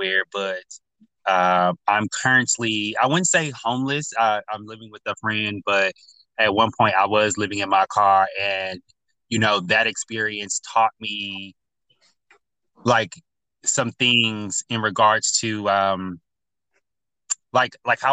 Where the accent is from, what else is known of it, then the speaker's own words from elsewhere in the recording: North Carolina, United States; now in Los Angeles, United States; I'm from North Carolina originally